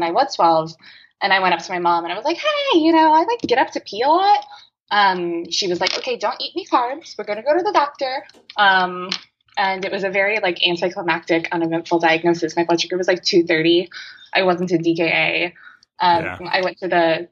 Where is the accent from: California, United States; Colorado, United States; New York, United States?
California, United States; Southern; now in Texas, United States; I am originally from Southern California. I live in Texas now